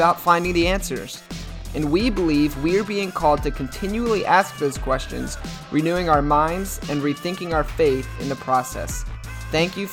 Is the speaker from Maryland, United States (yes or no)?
yes; Maryland, United States; I'm from Maryland. I live in Baltimore